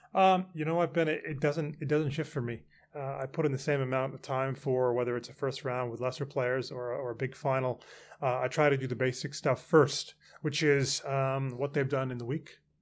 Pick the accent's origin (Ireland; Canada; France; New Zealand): Canada; moved away as an adult; now in London, United Kingdom; I grew up in Canada